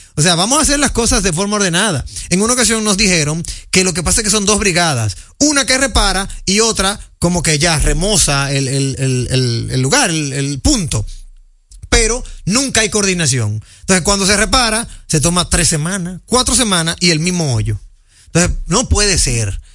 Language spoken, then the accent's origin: Spanish; Dominican Republic; nosotros los dominicanos